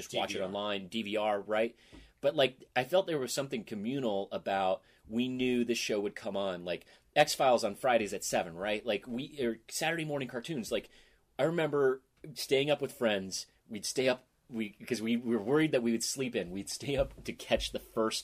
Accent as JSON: {"language": "English", "town": "Boise", "region": "Idaho", "country": "United States", "tie": "born or raised there", "moved": "yes", "said": "I was growing up in Boise"}